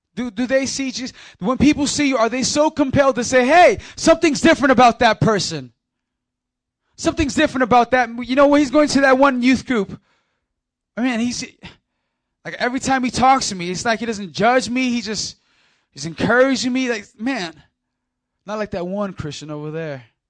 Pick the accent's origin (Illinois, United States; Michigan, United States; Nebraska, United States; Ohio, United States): Illinois, United States; Chicago; We're in Chicago, Illinois, my hometown